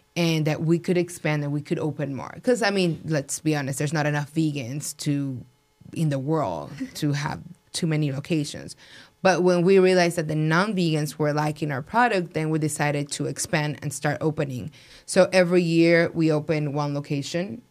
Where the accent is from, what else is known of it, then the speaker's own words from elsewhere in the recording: Mexico City, Mexico; now in Las Vegas, United States; I'm from Mexico City. My family in Mexico they own restaurants